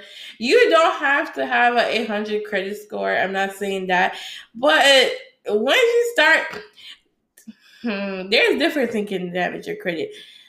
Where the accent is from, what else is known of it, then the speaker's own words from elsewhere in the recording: Jamaica; now in United States; And I had no American background because, you know, I came from Jamaica.